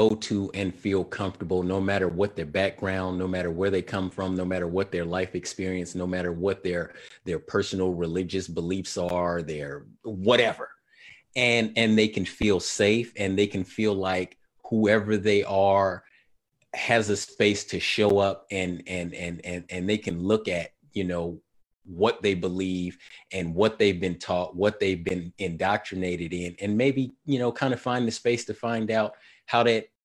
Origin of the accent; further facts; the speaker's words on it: Sacramento, California, United States; my time growing up in Sacramento was in the 1980s